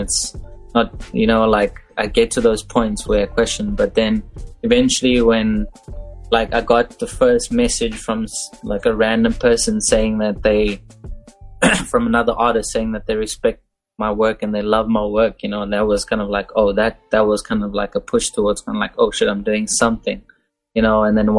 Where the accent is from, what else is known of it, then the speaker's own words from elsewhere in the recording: Dubai, United Arab Emirates; now in Cape Town, South Africa; because I came down here from Dubai not knowing much, not knowing anyone. Like, out of the blue, this random, like, colored guy from Dubai just rocking up in Cape Town, South Africa, going, oh, I want a tattoo now.